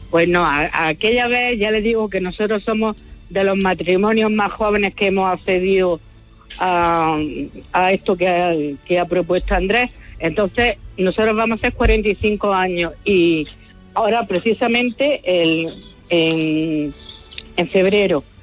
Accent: Mojácar, Andalusia, Spain; antes nos casamos en Mojaca, sí. porque es mi pueblo

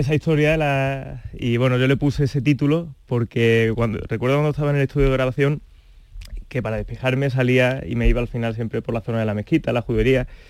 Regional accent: Córdoba, Andalusia, Spain; mi tierra, Córdoba

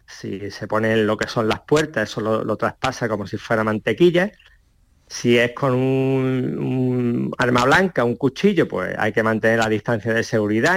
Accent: Ceuta, Spain; natural de Ceuta

